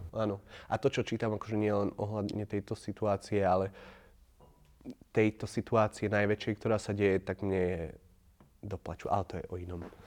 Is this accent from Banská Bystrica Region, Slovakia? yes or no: no; Považská Bystrica, Trenčín Region, Slovakia; moved away as an adult; also born or lived in Trnava; v 18 rokoch som opustil Považsku, išiel som na vysokú školu